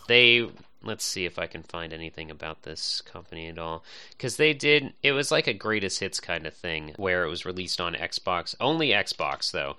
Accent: suburbs near Pittsburgh, Pennsylvania, United States; I've always grown up in the suburbs, so it's nice to find something that's twenty minutes out of the city, but also, like, a, not too far from where my mom lives, my hometown

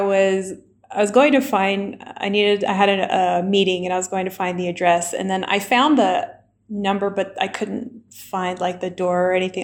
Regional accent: Alabama, United States; moved away as an adult; also born or lived in Washington, D.C. / Chile / Germany; now in Iran; I grew up in the south of the US in Alabama

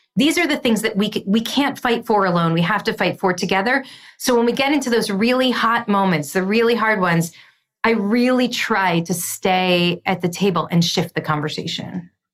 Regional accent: United States; as an American

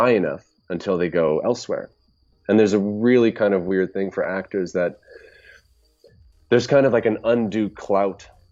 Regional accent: Canada; I am Canadian

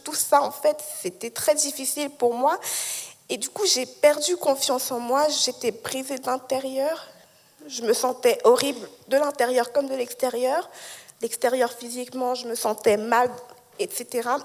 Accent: Lausanne, Vaud, Switzerland; also born or lived in Geneva; je suis née à Genève, mais j'ai grandi à Lausanne

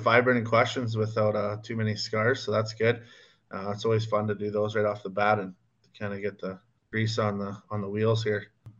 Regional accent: Minnedosa, Manitoba, Canada; now in Headingley, Canada; my hometown, Minnedos and Nipawin.

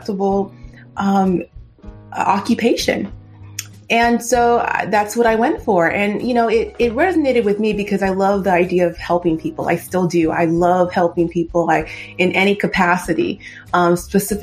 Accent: Southern California, United States; born and raised in Southern California

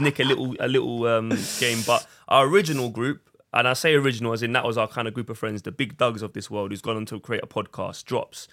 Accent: London, United Kingdom; we're all from Southeast London

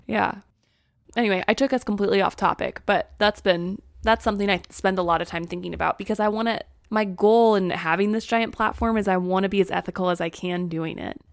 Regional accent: Springfield, Missouri, United States; moved away as an adult; also born or lived in Texas / Arkansas; We both grew up in Springfield, Missouri

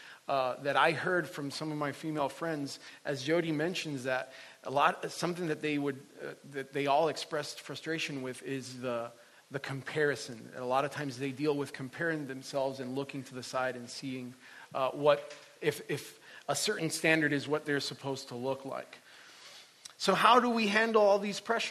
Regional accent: Puerto Rico; moved away; I'm originally from Puerto Rico

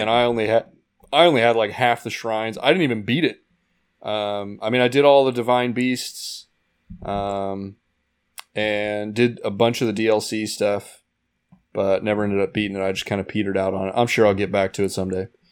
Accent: Indiana, United States; moved away as an adult; also born or lived in Arizona; now in California, United States; I grew up in Indiana

